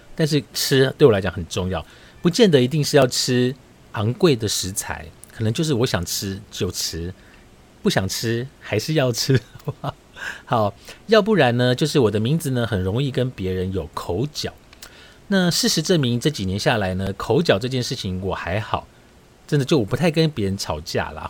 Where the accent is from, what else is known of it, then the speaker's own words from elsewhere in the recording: Taiwan; 我是台湾来的